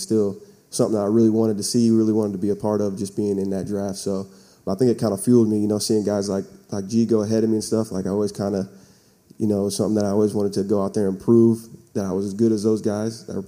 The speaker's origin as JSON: {"language": "English", "town": "Salem", "region": "Oregon", "country": "United States", "tie": "born or raised there", "moved": "as an adult", "lives_now": "California, United States", "said": "I'm from Salem, Oregon. Grew up out there."}